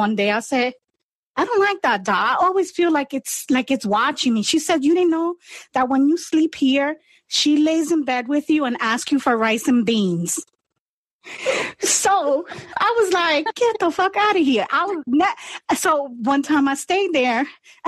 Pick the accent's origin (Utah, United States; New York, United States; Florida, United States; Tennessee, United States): New York, United States; New York City; I was born and raised in the Bronx.